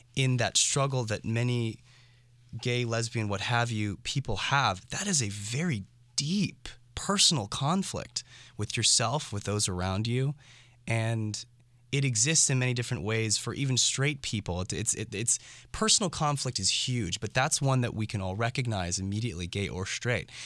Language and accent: English; San Francisco, California, United States; growing up in San Francisco and doing theater as a young kid